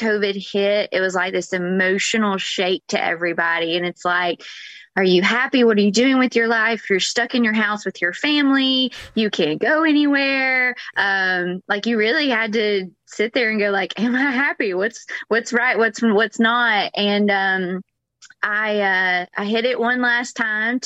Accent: Georgia, United States; moved away as an adult; now in Florida, United States; I'm originally from Georgia, I moved to Florida 11, 12 years ago

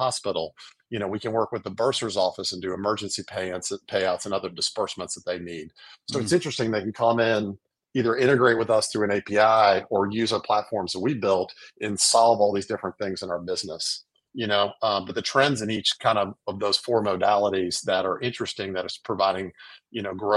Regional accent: New Orleans, Louisiana, United States; now in Birmingham, United States; I grew up in New Orleans, married, I have three kids, live now in Birmingham

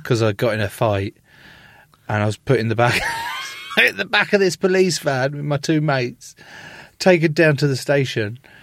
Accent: England, United Kingdom; I was born in England

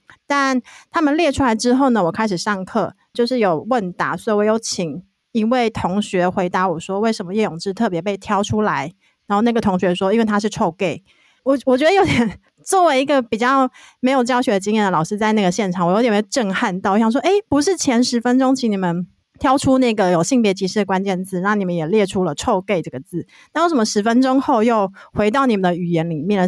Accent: Hualien, Hualien County, Taiwan; 我也是花莲人

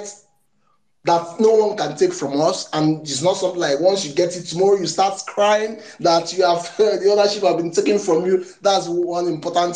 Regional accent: Nigeria; I am from Nigeria

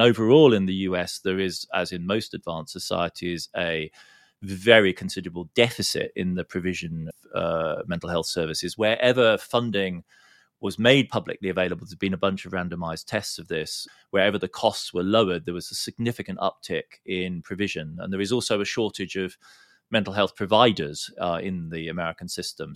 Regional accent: Heidelberg, Baden-Württemberg, Germany; in my hometown in Germany, in Heidelberg

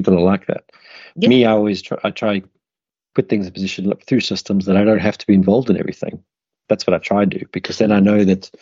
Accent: South Africa; moved away as an adult; also born or lived in United Kingdom; when I was growing up in South Africa

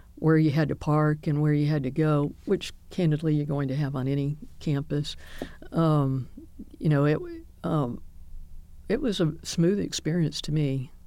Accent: Birmingham, Alabama, United States; I grew up here in Birmingham

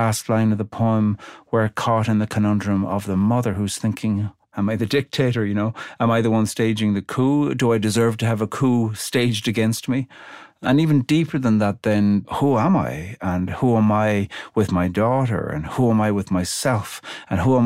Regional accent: Ireland; I'm Irish

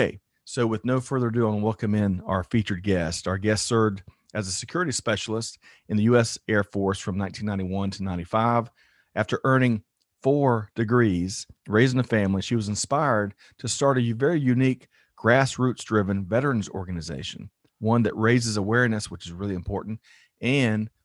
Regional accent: South Carolina, United States; I'm from South Carolina

